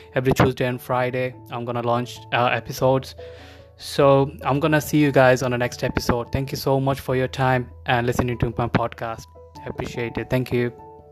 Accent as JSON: {"language": "English", "country": "Bangladesh", "moved": "as an adult", "lives_now": "United Kingdom", "said": "I'm originally from Bangladesh. I immigrated to UK back in 2010. Since then, I'm living in the UK."}